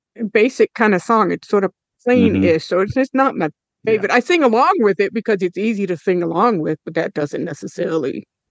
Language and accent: English; Florida, United States; growing up in Florida